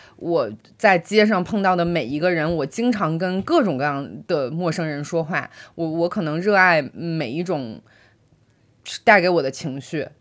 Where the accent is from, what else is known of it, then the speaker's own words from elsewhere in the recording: Baoding, Hebei, China; 我来自于河北保定一个很小的一个城市